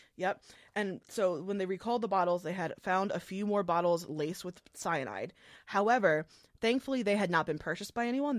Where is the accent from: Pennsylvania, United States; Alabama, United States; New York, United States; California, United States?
Pennsylvania, United States; Philadelphia; I grew up in the Philly area